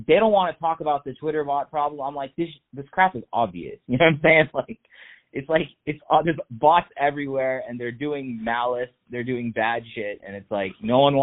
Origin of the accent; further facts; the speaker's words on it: Texas, United States; We're from Texas